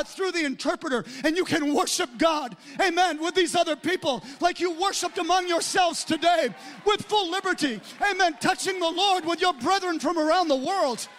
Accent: United States; I'm an American

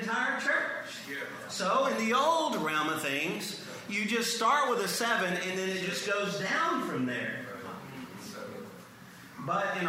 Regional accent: Cajun, Louisiana, United States; being a Cajun

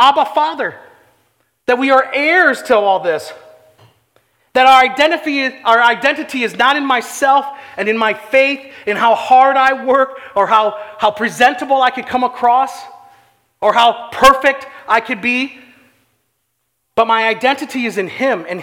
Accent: St. Charles, Illinois, United States; I grew up on Gray Street here in St. Charles

